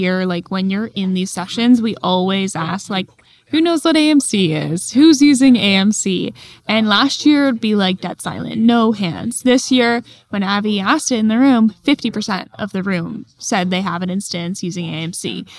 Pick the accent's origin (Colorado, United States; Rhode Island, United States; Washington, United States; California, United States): California, United States; I'm from California.